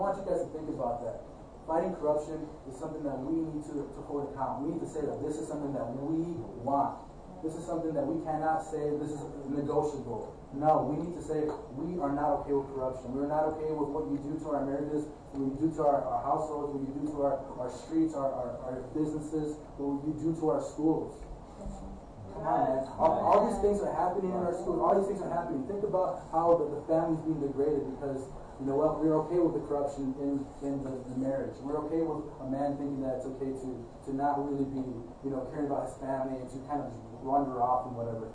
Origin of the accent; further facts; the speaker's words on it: Chicago, Illinois, United States; being born in Ravenswood Hospital